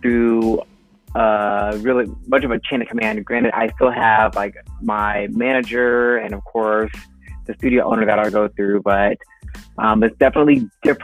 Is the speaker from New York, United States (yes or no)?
no; Jacksonville, Florida, United States; moved away as an adult; also born or lived in Hawaii / Washington State; my hometown in Jacksonville